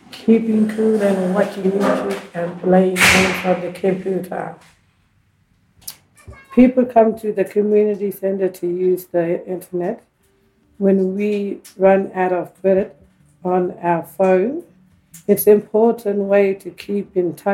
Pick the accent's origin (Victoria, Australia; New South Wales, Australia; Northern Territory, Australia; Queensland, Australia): Northern Territory, Australia; Alice Springs; I am from Hidden Valley